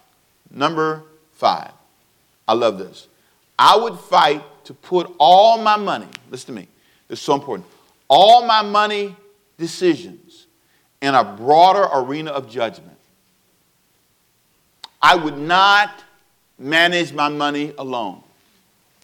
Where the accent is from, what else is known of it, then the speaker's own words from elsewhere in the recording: United States; I'm American. I'm very proud to be an American